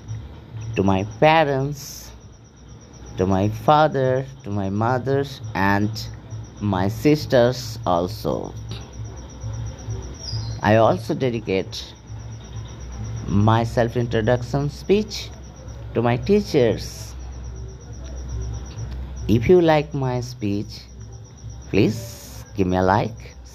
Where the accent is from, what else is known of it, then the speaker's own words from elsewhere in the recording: Horischok, West Bengal, India; I was born at Horischok in Hooghly district.